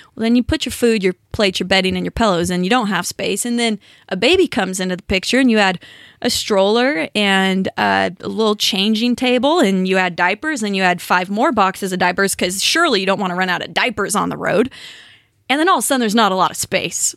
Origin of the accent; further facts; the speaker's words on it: California, United States; Born and raised in California